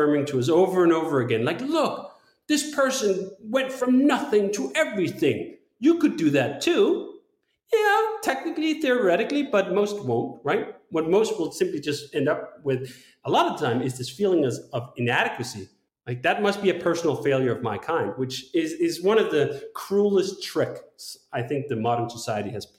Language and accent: English; Denmark; I'm from Denmark